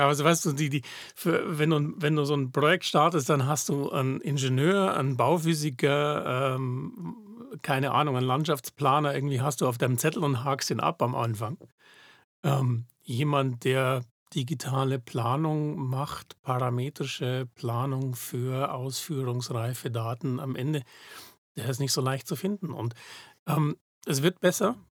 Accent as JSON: {"language": "German", "town": "Munich", "region": "Bavaria", "country": "Germany", "tie": "born or raised there", "moved": "as an adult", "lives_now": "Zurich, Switzerland", "said": "ich komme aus München ursprünglich, das hört man vielleicht"}